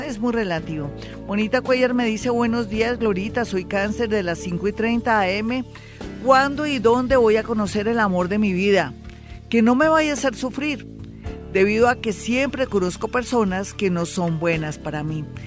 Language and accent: Spanish; Colombia; somos nosotros los colombianos